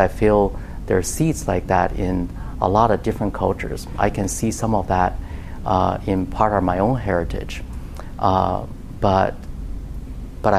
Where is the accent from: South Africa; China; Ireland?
China; moved away as an adult; also born or lived in Austin, Texas; now in United States; when I grew up in China